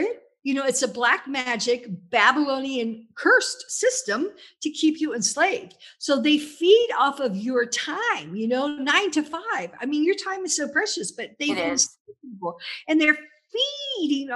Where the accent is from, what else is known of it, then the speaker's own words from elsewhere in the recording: Louisville, Kentucky, United States; moved away as an adult; now in Italy; I grew up in Kentucky